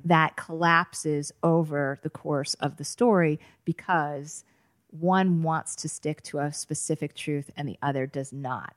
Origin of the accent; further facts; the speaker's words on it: Boston, Massachusetts, United States; I grew up in the Boston area